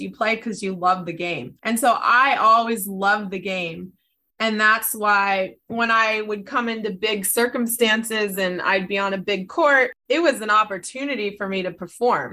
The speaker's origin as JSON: {"language": "English", "town": "San Diego", "region": "California", "country": "United States", "tie": "born or raised there", "said": "I was raised in San Diego"}